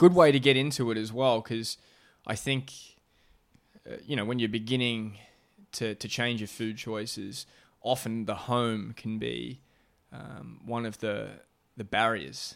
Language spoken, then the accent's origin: English; Melbourne, Victoria, Australia; now in Chelsea, Massachusetts, United States; my hometown of Melbourne, Australia